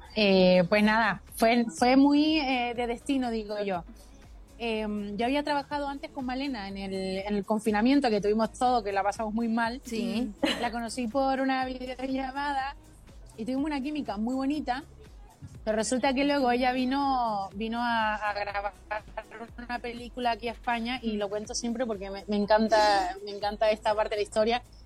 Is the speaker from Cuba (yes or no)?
no; Mexico; also born or lived in Chile; mi familia se tuvo que ir a México y entonces yo prácticamente me crié en México, es que yo soy de todos lados.